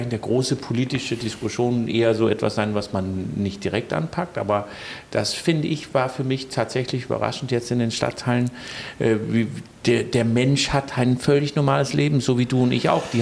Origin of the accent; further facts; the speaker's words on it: Denmark; now in Rostock, Germany; Da ist es so, dass ich als Däne so ein bisschen mich hin und wieder frage, warum unsere Museumslandschaft nicht so ein bisschen stärker in Rostock ist.